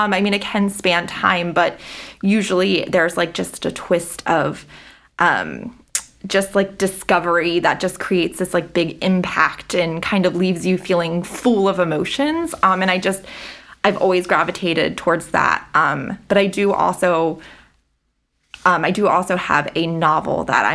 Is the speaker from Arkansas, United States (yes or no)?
no; Frederick, Maryland, United States; I am born and raised in Frederick, live in Frederick, very much Frederick